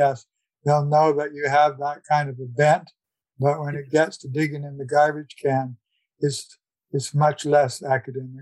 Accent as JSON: {"language": "English", "town": "North Vancouver", "region": "British Columbia", "country": "Canada", "tie": "born or raised there", "also_born_or_lived": "Victoria", "said": "I was born in 1947 in Vancouver, well, in North Vancouver. So I've been in and around the city all of my life"}